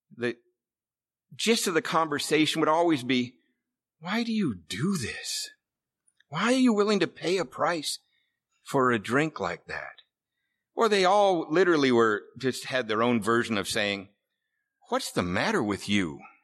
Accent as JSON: {"language": "English", "town": "Seattle", "region": "Washington", "country": "United States", "tie": "born or raised there", "moved": "yes", "said": "We, uh, lived here in Seattle. I grew up in Ballard."}